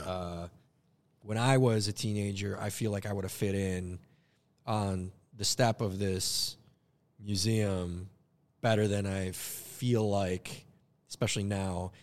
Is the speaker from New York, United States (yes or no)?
no; Minneapolis, Minnesota, United States; my upbringing. Love Northeast Minneapolis